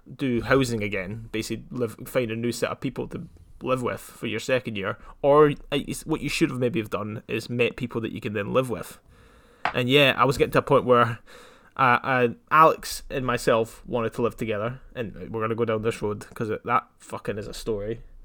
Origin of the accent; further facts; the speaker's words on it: Scotland, United Kingdom; I'm half English, half Scottish